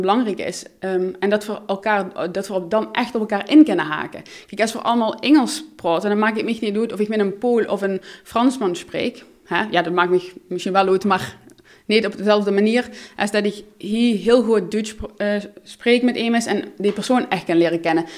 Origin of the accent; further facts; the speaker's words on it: Maastricht, Limburg, Netherlands; first language Dutch; moved away as an adult; also born or lived in Utrecht; in mijn jeugd ook ervaren in Maastricht.